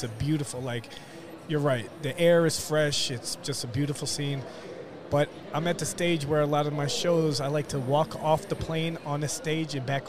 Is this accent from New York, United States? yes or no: yes; New York City, New York, United States; moved away as an adult; now in Fort Myers, United States; Originally from New York, right in the city. Really? Yeah, born and raised.